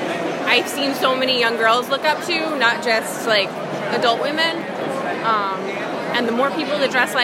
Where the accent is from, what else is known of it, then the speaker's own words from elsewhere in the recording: Freehold, New Jersey, United States; I'm from Freehold, New Jersey.